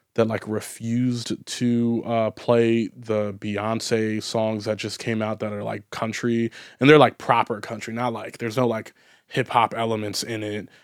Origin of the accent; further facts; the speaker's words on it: United States; I'm an American